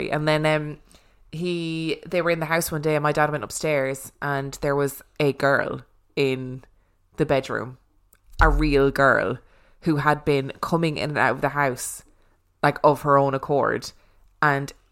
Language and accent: English; Ashland, Kentucky, United States; I'm from Ashland, Kentucky, and at one time worked in a 10 story hotel.